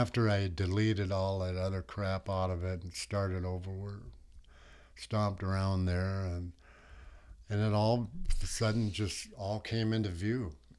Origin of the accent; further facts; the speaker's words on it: United States; I was born and raised in the United States, but yeah. I'm actually enrolled in Canada.